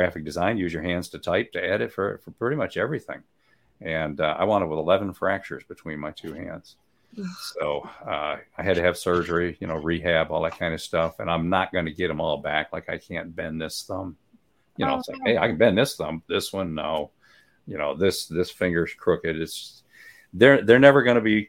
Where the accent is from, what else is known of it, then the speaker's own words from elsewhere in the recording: Michigan, United States; now in Guntersville, United States; I'm from Michigan